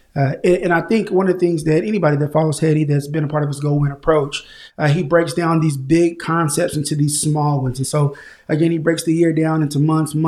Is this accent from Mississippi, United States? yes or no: no; Tulsa, Oklahoma, United States; now in Oklahoma City, United States; born and raised in Tulsa, Oklahoma, groomed into a man here in Oklahoma City. Been here for the last 20 years